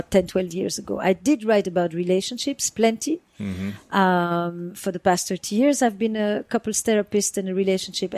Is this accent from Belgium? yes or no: yes; the Flemish part of Belgium, Flanders, Belgium; moved away; I grew up in the Flemish part of Belgium